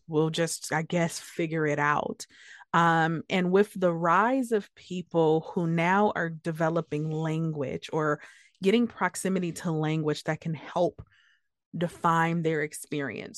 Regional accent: Detroit, Michigan, United States; growing up in Detroit

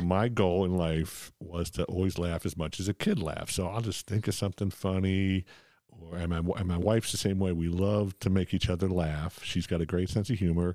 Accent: Philadelphia, Pennsylvania, United States; I grew up in Ph, Philadelphia

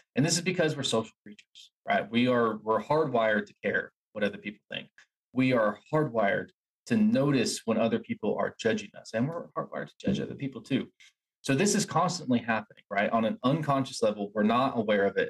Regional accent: Asheville, North Carolina, United States; I grew up in Asheville

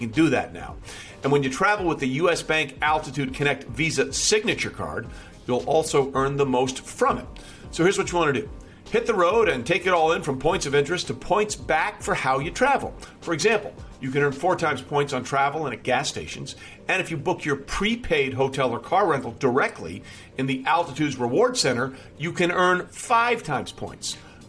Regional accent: Detroit, Michigan, United States; especially growing up in Detroit, right?

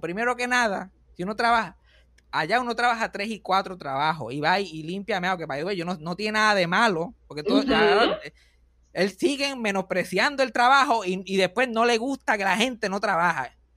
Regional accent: Puerto Rico

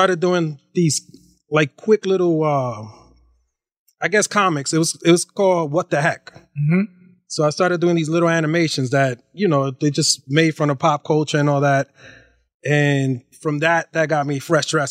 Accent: New York, United States; I grew up in New York.

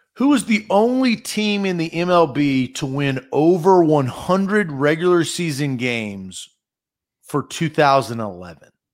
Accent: Nashville, Tennessee, United States; I was born in Nashville

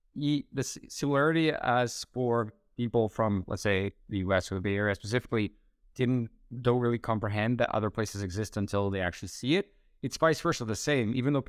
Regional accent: Split, Split-Dalmatia County, Croatia; So originally Shift, I created in my hometown in Split, Croatia.

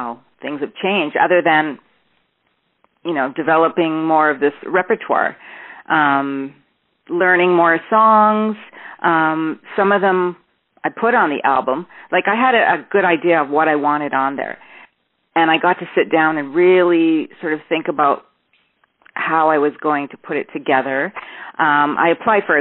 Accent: Toronto, Ontario, Canada; I'm from Toronto, born in Toronto

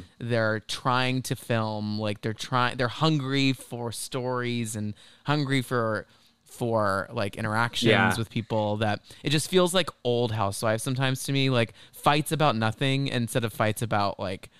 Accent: Dallas, Texas, United States; now in New York, United States; I'm from Dallas

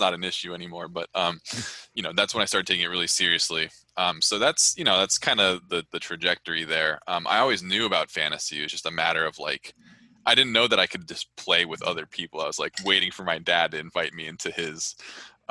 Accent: Orange County, California, United States; I grew up in Orange County, like a stone's throw from Anaheim Stadium

